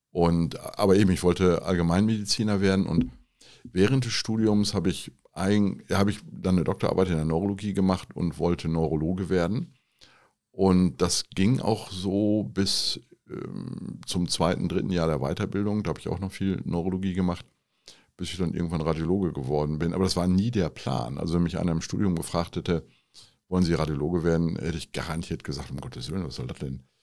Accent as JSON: {"language": "German", "town": "Haselünne", "region": "Lower Saxony", "country": "Germany", "tie": "born or raised there", "said": "ich komme aus dem Emsland, das ist so eine katholische Enklave im eigentlich protestantischen Niedersachsen und aus einer sehr kleinen Stadt, die Haselünne heißt."}